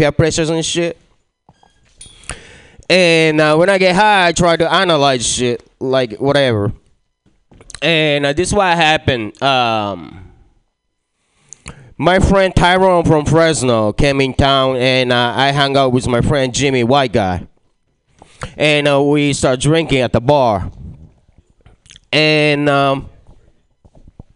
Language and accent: English; Japan; moved away; I was born and raised in Japan